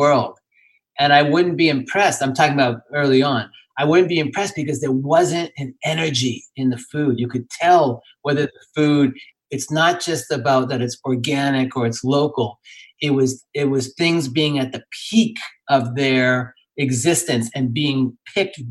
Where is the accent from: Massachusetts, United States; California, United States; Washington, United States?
Massachusetts, United States; Boston; I grew up in Boston